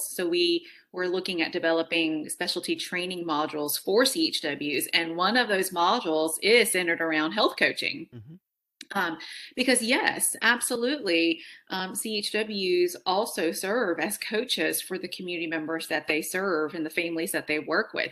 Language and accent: English; Fresno, California, United States; i was born in fresno california